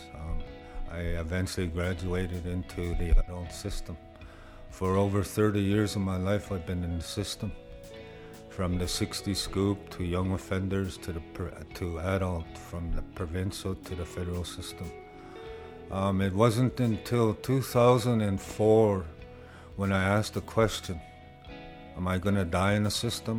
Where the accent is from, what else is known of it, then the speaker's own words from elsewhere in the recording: Maskwacis, Alberta, Canada; I'm originally from Muscatese, but I known it as Hopima, Alberta.